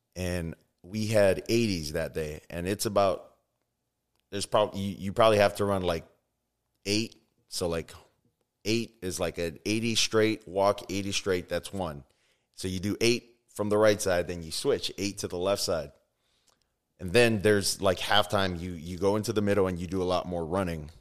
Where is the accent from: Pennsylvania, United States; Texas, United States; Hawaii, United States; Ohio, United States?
Hawaii, United States; Oahu; moved away; also born or lived in Tuscaloosa, Alabama; I grew up in Hawaii. uh, Oahu to be, uh, specific.